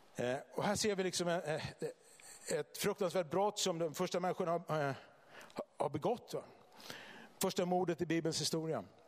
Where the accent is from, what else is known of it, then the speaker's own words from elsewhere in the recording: Vallentuna, Stockholm County, Sweden; now in Bodafors, Sweden; jag kommer från eh, Vallentuna utanför Stockholm från början